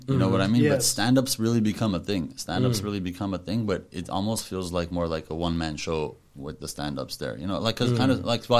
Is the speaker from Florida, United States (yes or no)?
no; Pasadena, California, United States; also born or lived in Yerevan, Armenia; I grew up in Pasadena